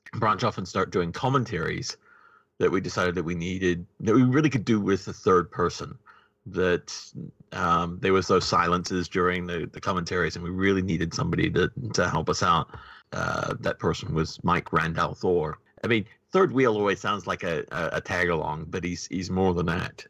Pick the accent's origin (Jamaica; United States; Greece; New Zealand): New Zealand; New Zealand